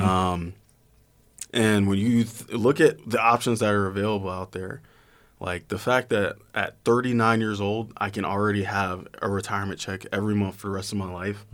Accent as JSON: {"language": "English", "town": "Atlanta", "region": "Georgia", "country": "United States", "moved": "as an adult", "said": "I'm from Georgia"}